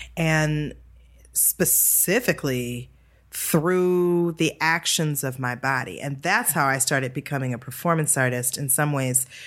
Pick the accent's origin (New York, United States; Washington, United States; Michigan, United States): Michigan, United States; Detroit; moved away; I was born and raised in Detroit, Michigan.